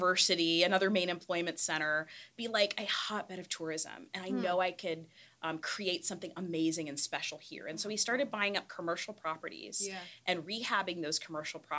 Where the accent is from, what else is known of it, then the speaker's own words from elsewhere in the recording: Columbus, Ohio, United States; I was actually born in the Short North.